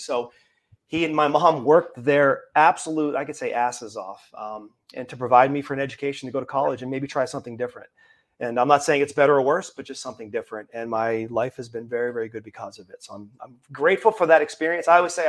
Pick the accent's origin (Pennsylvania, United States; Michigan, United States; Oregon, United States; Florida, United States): Pennsylvania, United States; Pittsburgh; moved away; also born or lived in Wisconsin / New Mexico; I'm from Pittsburgh.